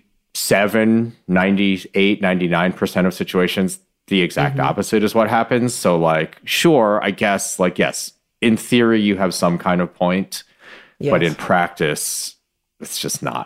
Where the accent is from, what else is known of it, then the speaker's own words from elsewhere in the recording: Michigan, United States; I'm from Michigan